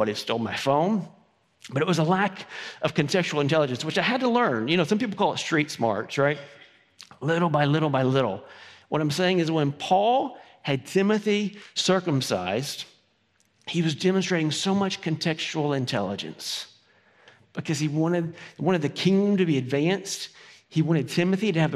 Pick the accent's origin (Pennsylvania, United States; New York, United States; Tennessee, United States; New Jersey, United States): Tennessee, United States; Farragut; I grew up in Farragut